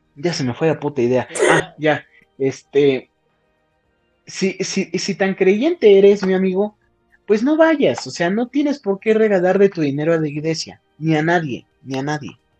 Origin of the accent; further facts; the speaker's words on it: Huauchinango, Puebla, Mexico; mi pueblo, en mi pueblo en Huachinango